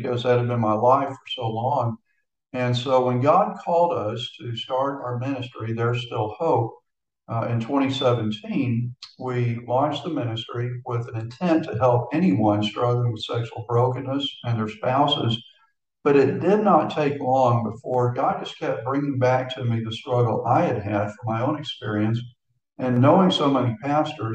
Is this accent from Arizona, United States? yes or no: no; Houston, Texas, United States; moved away as an adult; now in Florida, United States; born and raised in Houston, and my entire ministry was in Texas